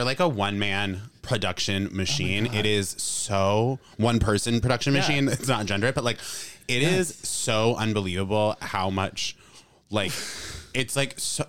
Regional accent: Cranston, Rhode Island, United States; I'm from Cranston.

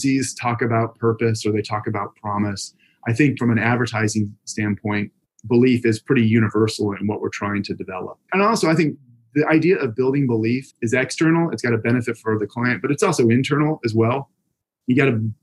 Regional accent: Louisville, Kentucky, United States; also born or lived in New England / United Kingdom; I grew up in the Midwest in Louisville, Kentucky, and went to college undergrad up in New England. I came back to Louisville after I graduated.

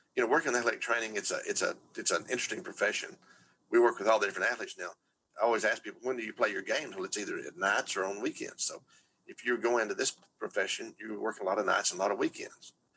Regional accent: Texas, United States; I'm from Texas

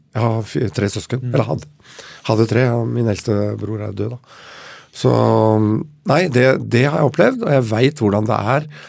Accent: Oslo, Norway; Vi vokste opp her i Oslo til jeg var åtte år

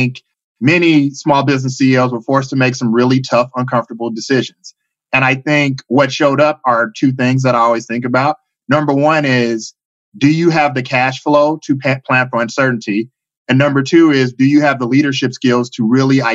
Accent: Chicago, Illinois, United States; moved away as an adult; now in Bay Area, United States; originally from Chicago, Illinois. I've been living in the Bay Area for the past 15 years

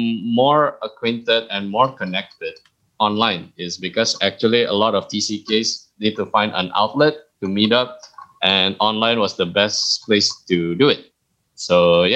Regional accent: Singapore; moved away as an adult; now in Jakarta, Indonesia; I grew up for almost 2 decades in Singapore.

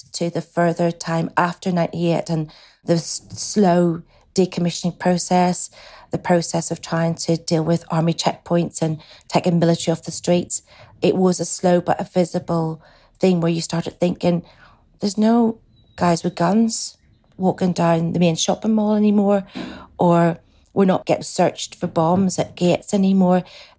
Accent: Northern Ireland, United Kingdom; moved away; we love the north of Ireland. We wanted to just make it better. So I moved back with that in mind, that I wanted to have my children and grow up there.

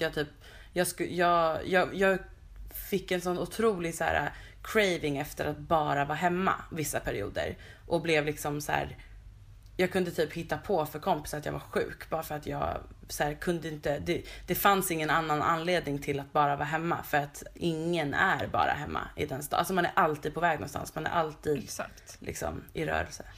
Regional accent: Stockholm, Stockholm County, Sweden; här växte jag upp på de här små gatorna

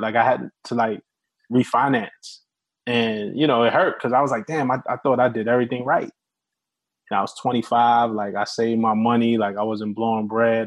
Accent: New York City, New York, United States; we're both from Brooklyn

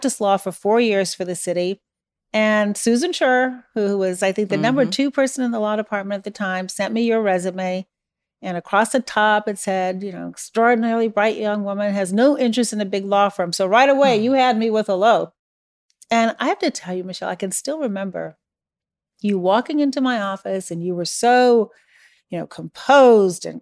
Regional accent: Chicago, Illinois, United States; also born or lived in Iran; Chicago. Did you grow up here? Yes. Were you born here? Well, no

